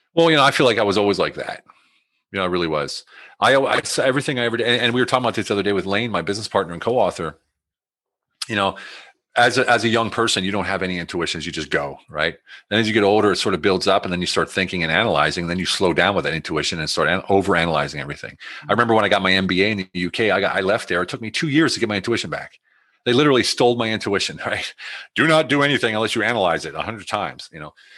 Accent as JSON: {"language": "English", "country": "United States", "also_born_or_lived": "Germany", "moved": "yes", "said": "I'm in Germany, they're against the war, but I'm American"}